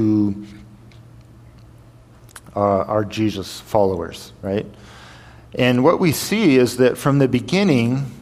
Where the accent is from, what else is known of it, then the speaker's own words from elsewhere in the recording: White River Junction, Vermont, United States; first language English; moved away as an adult; also born or lived in Jordan / Kyrgyzstan; I'm from White River Junction, Vermont. I left, and I never came back. I haven't lived in America since.